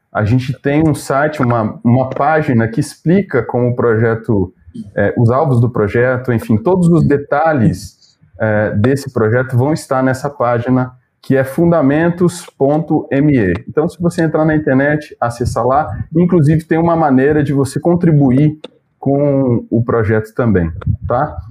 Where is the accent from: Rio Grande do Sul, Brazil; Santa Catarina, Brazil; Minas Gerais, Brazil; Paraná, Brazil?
Minas Gerais, Brazil; moved away as an adult; also born or lived in Belo Horizonte; now in São Paulo, Brazil; Eu faço coro com os mineiros dessa live aqui